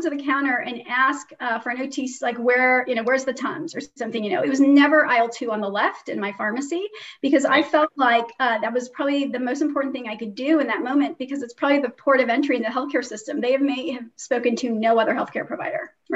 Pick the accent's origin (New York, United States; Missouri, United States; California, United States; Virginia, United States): Missouri, United States; St. Louis; also born or lived in Iran / Kansas; I grew up in St. Louis, Missouri. And then when I was six, I had the opportunity to move to Iran